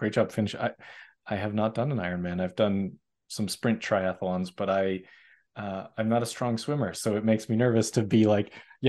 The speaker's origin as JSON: {"language": "English", "town": "Boston", "region": "Massachusetts", "country": "United States", "said": "mostly in large part because I'm originally from Boston, and I wasn't a distance runner."}